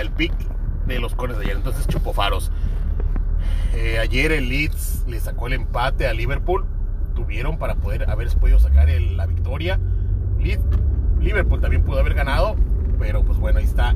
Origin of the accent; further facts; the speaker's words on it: Tijuana, Baja California, Mexico; aquí crecí